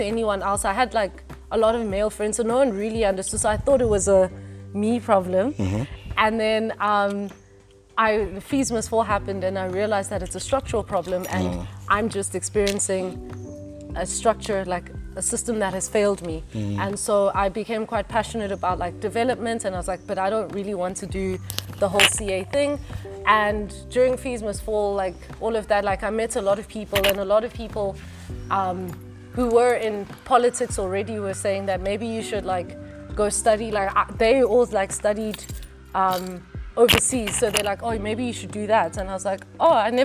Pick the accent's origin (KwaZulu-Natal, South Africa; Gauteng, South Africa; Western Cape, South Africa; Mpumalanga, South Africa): Mpumalanga, South Africa; Witbank; moved away as an adult; also born or lived in Johannesburg / Sussex; I grew up in Witbank, Emalahleni, which is like a coal area.